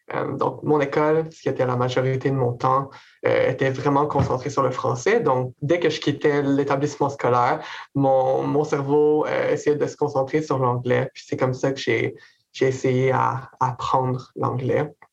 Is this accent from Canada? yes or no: yes; Quebec City, Quebec, Canada; moved away as an adult; also born or lived in Gatineau / Montreal; now in Kingston, Canada; je suis originaire de la ville de Québec. j'ai grandi là très simplement.